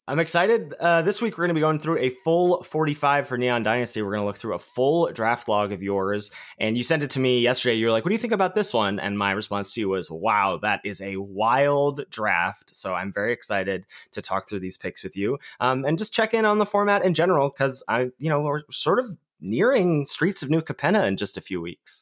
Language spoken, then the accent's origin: English; Pittsburgh, Pennsylvania, United States; born or raised there